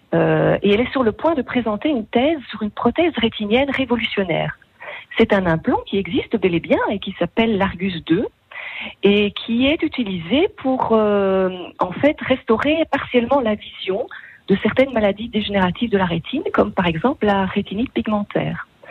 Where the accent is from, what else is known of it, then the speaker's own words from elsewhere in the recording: Belgium; chez nous, en Belgique